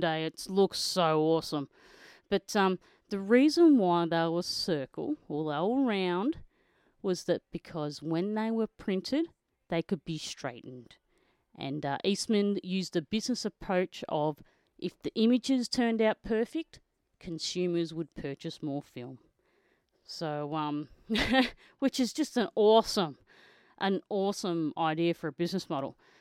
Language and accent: English; Australia; I'm an Australian motocross photojournalist